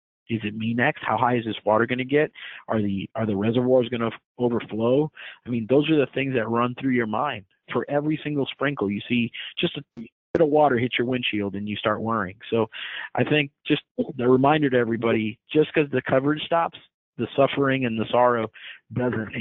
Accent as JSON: {"language": "English", "town": "Miami", "region": "Florida", "country": "United States", "tie": "born or raised there", "moved": "yes", "lives_now": "Houston, United States", "said": "I grew up in Miami"}